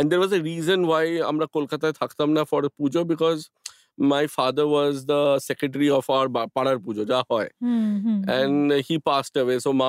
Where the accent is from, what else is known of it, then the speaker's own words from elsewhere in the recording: Kolkata, West Bengal, India; যেসব জায়গাগুলো আমি ছোট থেকে বড় হয়েছি ধরো গড়িয়াহাট গোল পার্ক বা দ্যাট এন্টায়ার বেল্ট